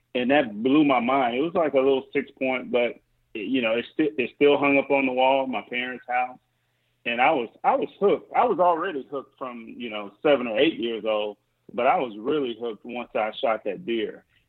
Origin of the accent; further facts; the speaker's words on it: Mississippi, United States; and I'm from Mississippi, so there it's like, well, don't all 8-year-olds have guns, you know?